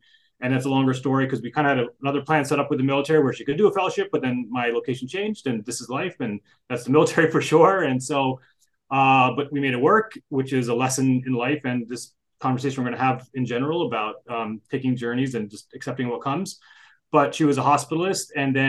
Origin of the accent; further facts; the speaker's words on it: New Jersey, United States; moved away as an adult; also born or lived in Durham, North Carolina / Fort Benning, Georgia / Fort Belvoir, Virginia; now in Bethlehem, United States; So I grew up in New Jersey.